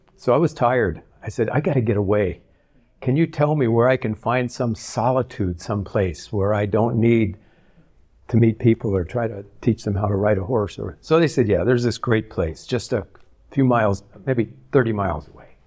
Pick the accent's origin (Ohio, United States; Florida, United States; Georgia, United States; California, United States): California, United States; Southern; moved away as an adult; also born or lived in Arizona; now in Michigan, United States; I grew up in Southern California